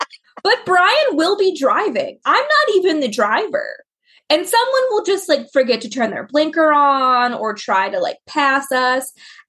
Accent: Florida, United States; I'm from Florida.

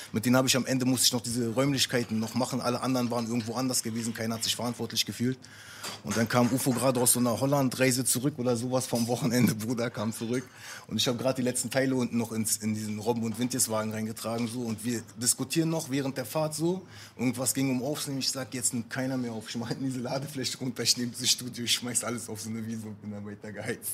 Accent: Neukölln, Berlin, Germany; Ich komme aus Neukölln, ich bin, äh, mein Vater ist Araber, meine Mutter ist Deutsche

